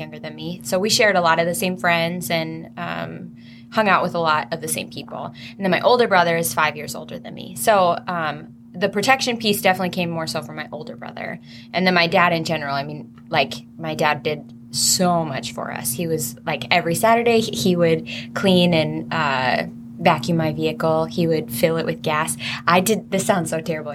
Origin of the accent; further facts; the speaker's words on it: Painesville, Minnesota, United States; I grew up in Painesville, Minnesota. It's about actually like 15 minutes from here